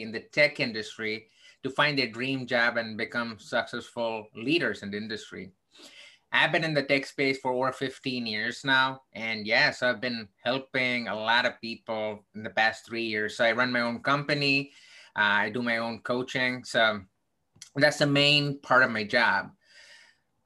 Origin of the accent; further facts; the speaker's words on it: South India, India; now in United States; I grew up in the southern part of India